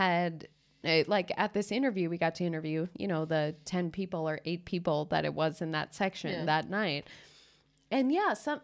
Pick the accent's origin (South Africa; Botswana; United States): United States; moved away as an adult; now in Stockholm, Sweden; I'm from America.